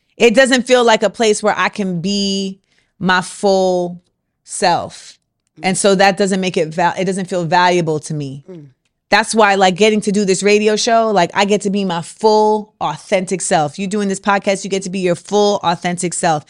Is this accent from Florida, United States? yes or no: yes; Orlando, Florida, United States; moved away; also born or lived in New York; what I grew up around in Orlando